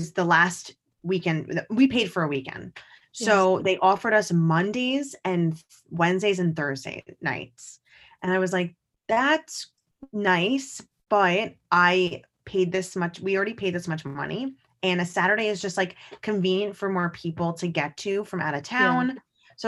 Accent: New York, United States; because as a New Yorker, it is a day I'll always remember as a second grader.

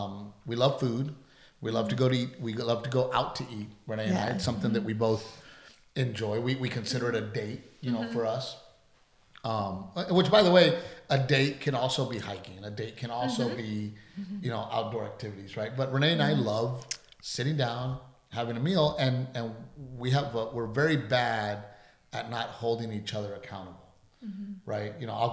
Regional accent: South Texas, United States; us growing up in South Texas, where we grow things

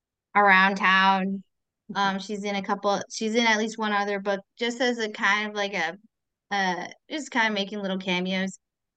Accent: United States; I'm the only American author in this series of authors.

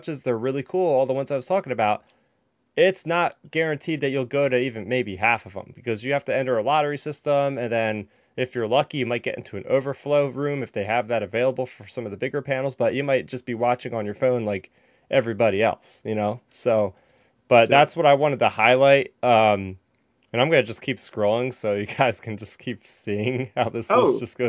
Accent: New Jersey, United States; I'm from Jersey

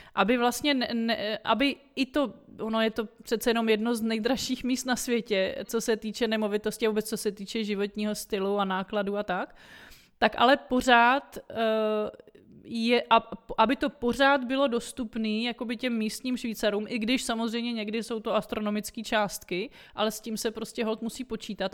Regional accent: Brno, South Moravian Region, Czechia; moved away as an adult; also born or lived in Prague; now in Switzerland; já teda jsem z Brna původem, ale studovala jsem v Praze

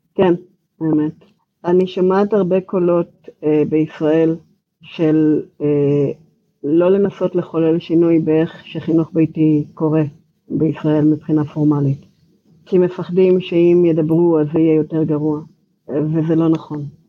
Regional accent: Israel; accent: Israeli; moved away as an adult; now in Georgia, United States; המבטא שלי הוא ישראלי. אני נמצאת פה כך וכך שנים

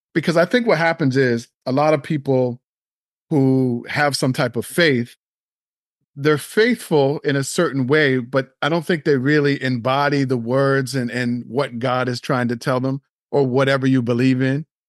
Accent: Nova Scotia, Canada; I grew up in Nova Scotia

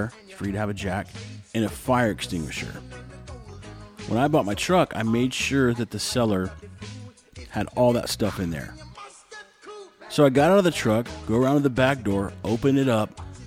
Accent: Texas, United States; now in Nicaragua; I'm from the U.S. And I looked at him, I go, Texas.

